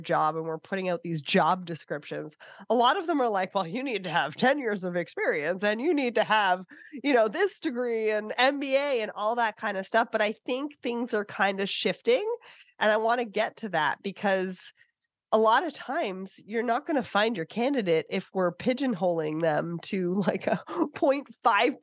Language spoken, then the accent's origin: English; Canada; I'm Canadian